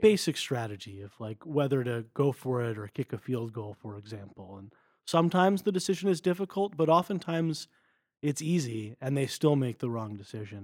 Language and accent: English; Westfield, New Jersey, United States; moved away as an adult; also born or lived in Denver, Colorado; now in Stanford, United States; I'm originally from Westfield, New Jersey. I grew up there